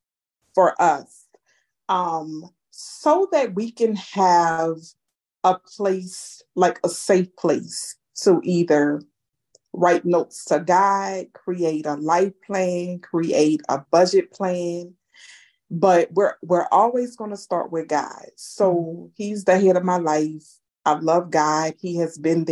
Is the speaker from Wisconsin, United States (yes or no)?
no; Houma, Louisiana, United States; I was born and raised in Houma, Louisiana, a small town in Louisiana